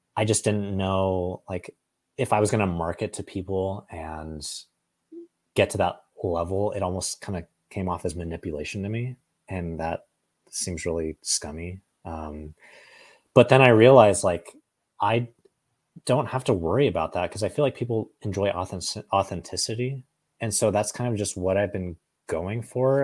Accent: Oakhurst, California, United States; also born or lived in Fresno, California; I grew up in this town called Oakhurst, which is just outside of Yosemite National Park

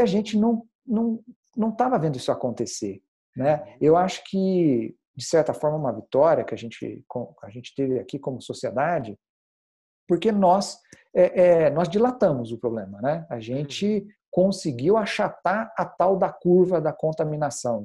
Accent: Passos, Minas Gerais, Brazil; now in São Paulo, Brazil; sou mineiro, uh, de uma cidade pequena chamada Passos, e saí de lá

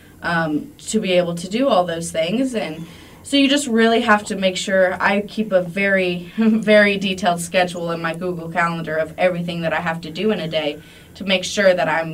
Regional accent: Monroe, United States; moved away; my hometown, Monroe

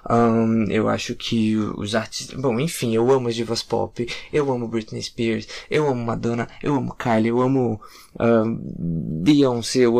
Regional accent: Curitiba, Paraná, Brazil; moved away as an adult; also born or lived in Recife; now in Dublin, Ireland; sou curitibano, mas Fui morar em Recife há uns 10 anos atrás. Uh, me considero muito mais recifense do que curitibano hoje em dia.

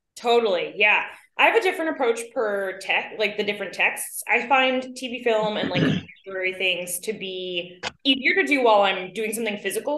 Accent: New York City, New York, United States; growing up as a New Yorker and New York adjacent

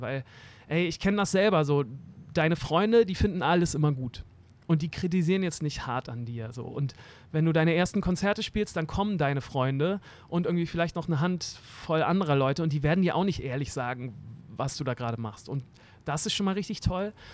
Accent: Hamburg, Germany; ich bin in Eimsbüttel aufgewachsen, so ein richtiges äh, Eimsbüttel-Kind am Weiher

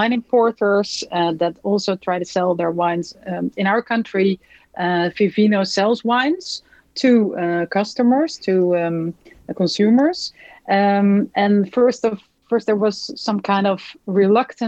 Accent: Netherlands; I'm from Holland.

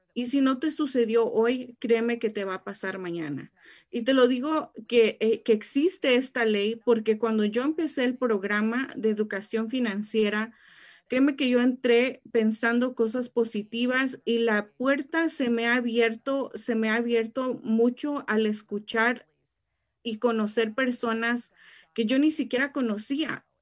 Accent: Mexico; now in Riverside, United States; cuando mis papás me trajeron a este país, créanme que yo lloré mucho porque yo quería quedarme en mi país

